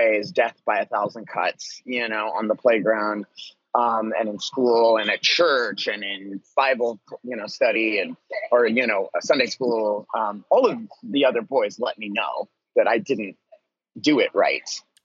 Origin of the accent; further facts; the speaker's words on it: Vancouver, Washington, United States; moved away as an adult; also born or lived in New York / Egypt / Los Angeles / Portland; I was at a school in my hometown that was a really cool and unique place. It was called the Vancouver School of Arts and Academics